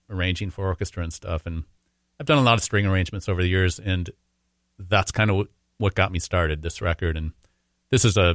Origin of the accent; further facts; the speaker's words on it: Minnesota, United States; Probably because I'm Minnesotan.